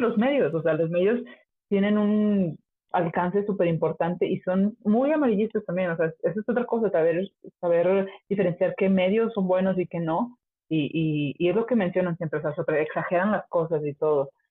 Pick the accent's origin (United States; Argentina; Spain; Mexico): Mexico; moved away; soy súper orgullosa de México